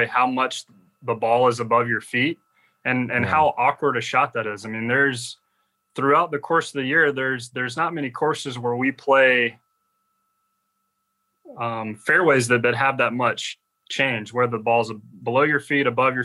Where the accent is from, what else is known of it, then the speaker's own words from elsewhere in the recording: Georgia, United States; growing up in Georgia